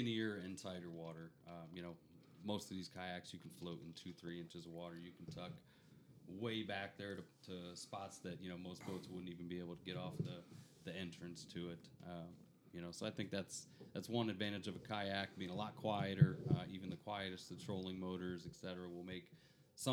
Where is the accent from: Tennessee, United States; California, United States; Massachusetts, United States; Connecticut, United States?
Connecticut, United States; now in Florida, United States; I'm from Connecticut